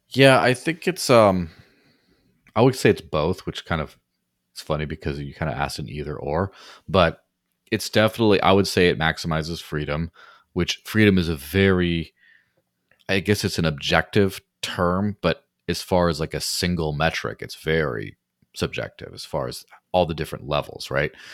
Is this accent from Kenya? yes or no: no; Mexico; now in New Hampshire, United States; growing up in Mexico